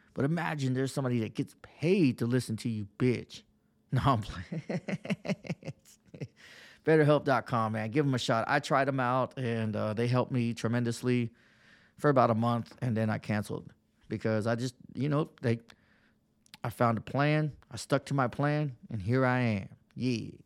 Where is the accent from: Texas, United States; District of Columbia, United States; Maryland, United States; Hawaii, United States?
Texas, United States; moved away as an adult; now in Pennsylvania, United States